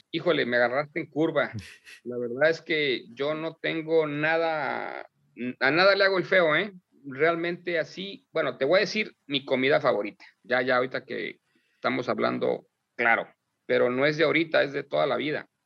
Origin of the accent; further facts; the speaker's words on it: Mexico; Y eso también afecta nuestra percepción de nosotros mismos como mexicanos.